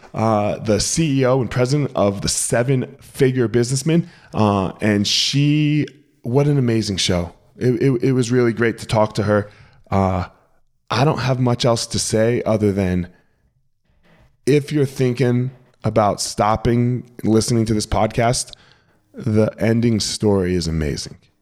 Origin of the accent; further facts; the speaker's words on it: New Jersey, United States; We grew up in Jersey